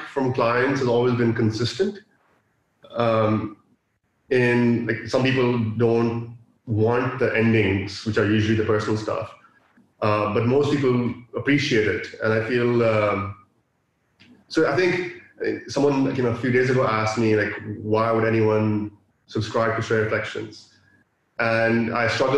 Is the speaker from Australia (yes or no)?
no; Dubai, United Arab Emirates; also born or lived in Pakistan; I'm from Pakistan, born and raised in Dubai